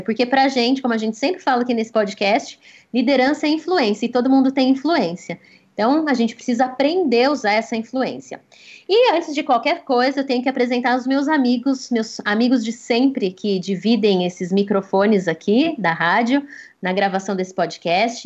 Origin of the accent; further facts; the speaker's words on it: Brazil; como bons brasileiros